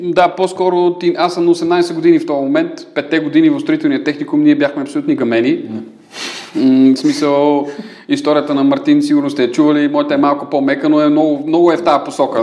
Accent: Sofia, Sofia City, Bulgaria; роден 83-та от София. А, Кореняк Софиянец

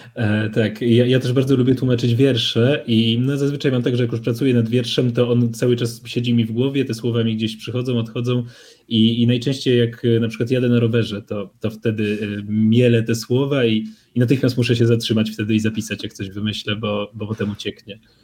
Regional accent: Poland; przyjechałem z Polski

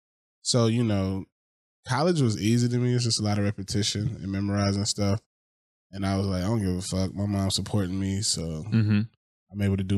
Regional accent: Macon, Georgia, United States; moved away as an adult; now in Los Angeles, United States; I was raised in Macon, Georgia, the heart of Georgia.

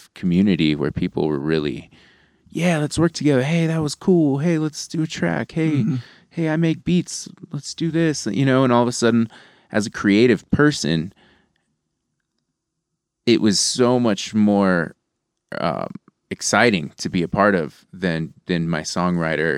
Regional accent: Santa Fe, New Mexico, United States; I'm this like dude from Santa Fe

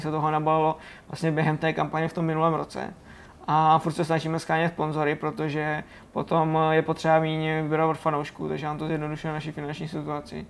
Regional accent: Hořice, Hradec Králové Region, Czechia; našeho závodu, který se, který se jezdí u nás v Hořicích

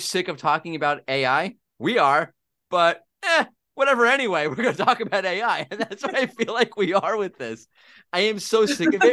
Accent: United States; accent: American; now in Israel; my American accent

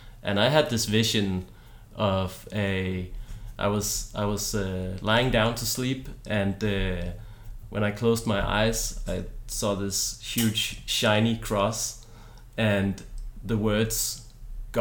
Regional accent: Denmark; moved away as an adult; also born or lived in Viborg, Denmark; now in Copenhagen, Denmark; I'm from Jutland

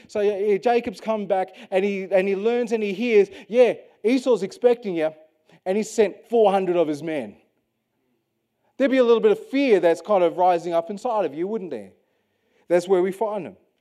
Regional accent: Western Australia, Australia; as an Australian, born and bred in Western Australia

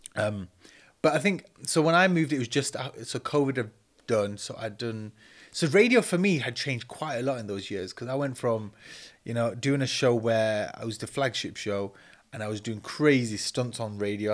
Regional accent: Manchester, North West England, United Kingdom; moved away; also born or lived in Leeds; I grew up in Cheatham Mill in Manchester

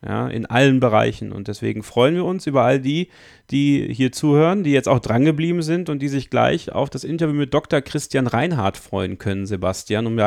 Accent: Belgium; born there; Meine Mutter kommt aus Bosnien. Mein Vater kommt aus Belgien. Ich bin in Belgien geboren, aber mit einem deutschen Pass.

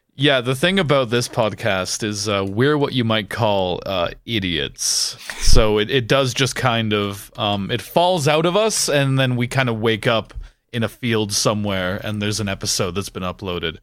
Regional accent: Canada; now in United Kingdom; where I grew up in Canada

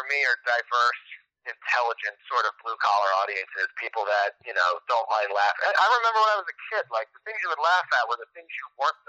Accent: East Coast, United States; moved away as an adult; also born or lived in Midwest; now in Los Angeles, United States; growing up on the East Coast

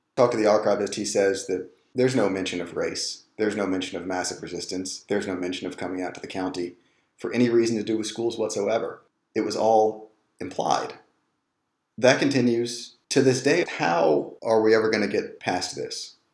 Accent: Richmond, Virginia, United States; I grew up in the Richmond power elite.

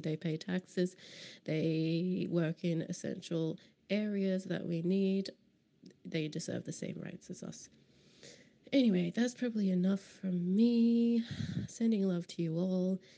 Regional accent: Queensland, Australia; now in Berlin, Germany; as a Queenslander

